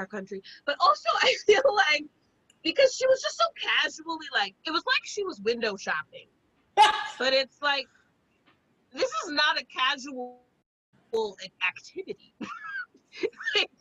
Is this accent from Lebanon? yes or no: no; South Carolina, United States; I'm from South Carolina